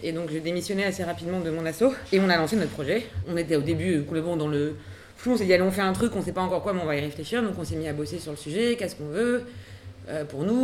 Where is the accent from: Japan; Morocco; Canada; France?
France; Paris, Île-de-France; je suis née à Paris.